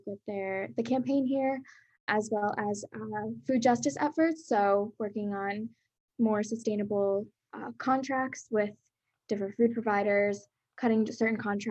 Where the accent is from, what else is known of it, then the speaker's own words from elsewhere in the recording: Pennsylvania, United States; also born or lived in Brazil; now in Baltimore, United States; I'm from Pennsylvania, and I'm originally from Brazil. I immigrated here when I was younger